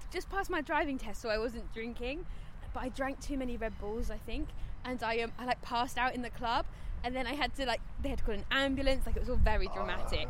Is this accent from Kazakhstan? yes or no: no; Kent, South East England, United Kingdom; now in London, United Kingdom; I'm from Kent, I'm from the countryside, and so I grew up on a farm